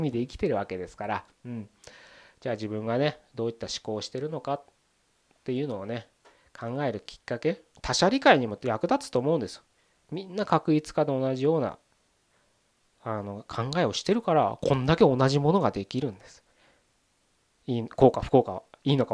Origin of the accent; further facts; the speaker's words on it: Tokyo, Japan; 僕東京で生まれ育ったんで、まあ、ふるさとって東京のことを、